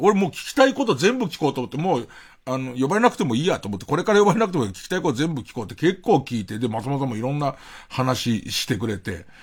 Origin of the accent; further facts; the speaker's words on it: Arakawa, Tokyo, Japan; 東京で生まれて育つと、荒川区の人間っていうのは、割と、中央区とか、まあ港区なんかもちろんそう、千代田区なんか当然そうなんだけど、ど真ん中の江戸の人たちに対しては、ちょっと引け目があって